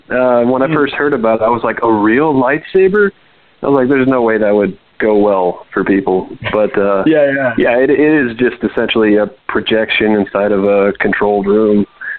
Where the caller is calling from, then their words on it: Texas, United States; Oh, wow. I'm also calling from Texas.